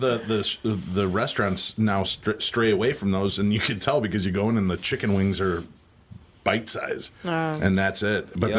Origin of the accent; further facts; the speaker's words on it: Medinah, Illinois, United States; no, 22 miles west in the white bread suburb of Medina.